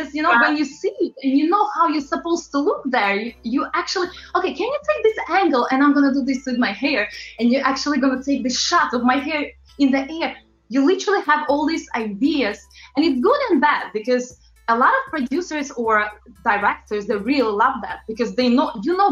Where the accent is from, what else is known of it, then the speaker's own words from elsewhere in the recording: Latvia; moved away as an adult; also born or lived in London, United Kingdom; now in New York, United States; I'm originally from Eastern Europe, very, very small country called Latvia